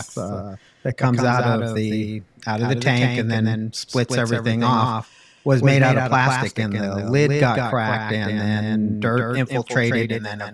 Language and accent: English; Pasadena, California, United States; I grew up in Pasadena, California